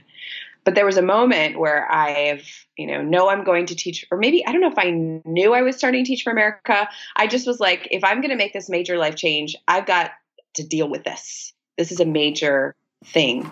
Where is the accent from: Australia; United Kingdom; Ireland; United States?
United States; a small city in Virginia; moved away as an adult; now in New York City, United States; my hometown in a small city in Virginia